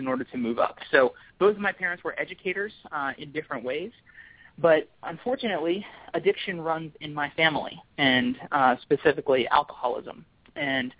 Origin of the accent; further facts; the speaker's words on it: King of Prussia, Pennsylvania, United States; now in Baltimore, United States; I grew up just outside of Philadelphia in a suburb called King of Prussia, Pennsylvania